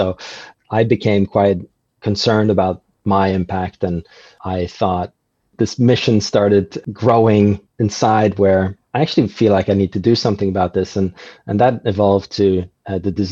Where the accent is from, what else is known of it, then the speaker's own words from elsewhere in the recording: Norway; moved away as an adult; now in New Zealand; I'm from Norway originally, and Norway is an amazing place, but it's very much like a bubble.